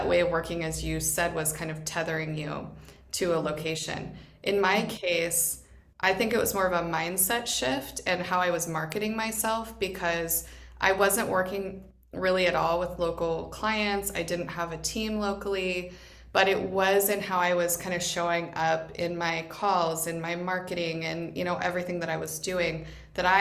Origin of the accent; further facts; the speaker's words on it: Boise, Idaho, United States; moved away as an adult; also born or lived in Dominican Republic / Vietnam / Ohio; Boise is my hometown